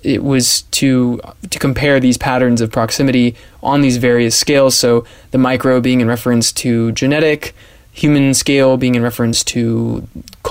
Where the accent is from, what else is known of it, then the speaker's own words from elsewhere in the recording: San Diego, California, United States; now in Budapest, Hungary; I'm from San Diego, California